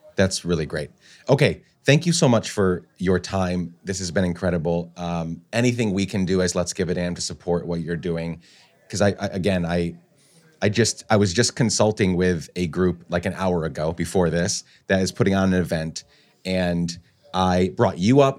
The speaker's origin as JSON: {"language": "English", "country": "Guatemala", "tie": "born or raised there", "moved": "yes", "lives_now": "New York City, United States", "said": "I grew up in Guatemala"}